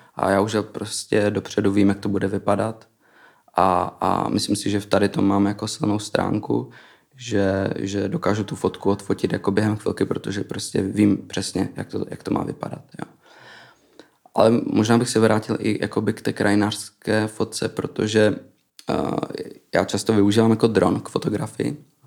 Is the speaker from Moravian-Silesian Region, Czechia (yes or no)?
yes; Frýdek-Místek, Moravian-Silesian Region, Czechia; also born or lived in Iceland; now in Prague, Czech Republic; pocházím z Frýdku místku